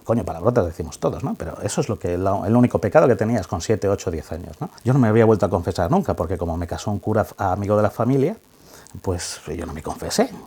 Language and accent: Spanish; Ávila, Castile and León, Spain; como somos de Ávila